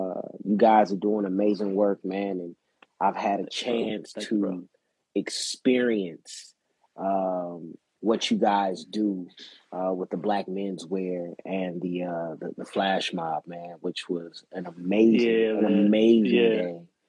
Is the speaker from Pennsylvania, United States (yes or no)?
no; Inglewood, California, United States; Born and raised in Inglewood, California.